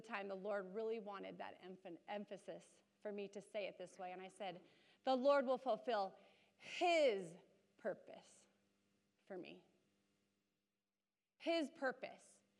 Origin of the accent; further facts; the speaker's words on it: Southern California, United States; moved away as an adult; also born or lived in Arizona; I grew up in Southern California